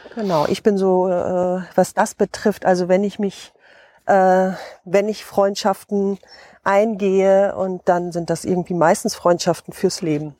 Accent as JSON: {"language": "German", "area": "Osnabrück district", "region": "Lower Saxony", "country": "Germany", "tie": "born or raised there", "also_born_or_lived": "North Rhine-Westphalia / Hesse", "said": "bin hier aufgewachsen im Landkreis Osnabrück"}